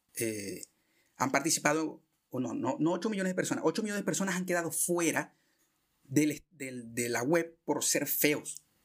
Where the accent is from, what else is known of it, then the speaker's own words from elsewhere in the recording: Venezuela; moved away; yo que soy venezolano